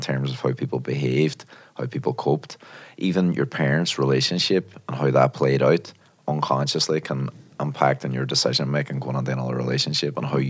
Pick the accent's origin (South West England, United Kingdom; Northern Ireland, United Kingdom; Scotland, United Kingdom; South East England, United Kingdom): Northern Ireland, United Kingdom; Derry; now in London, United Kingdom; Derry, actually. I'm from Northern Ireland originally.